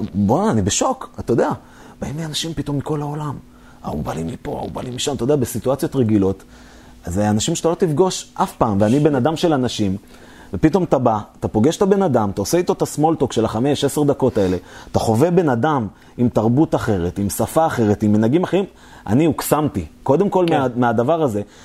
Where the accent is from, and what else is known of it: Israel